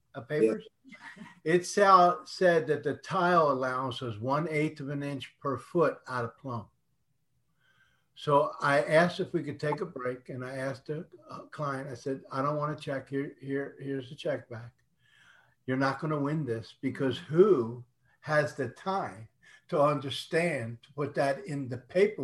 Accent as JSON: {"language": "English", "region": "Northeast", "country": "United States", "tie": "born or raised there", "also_born_or_lived": "Las Vegas, Nevada", "moved": "yes", "lives_now": "Houston, United States", "said": "I was born and raised in the Northeast"}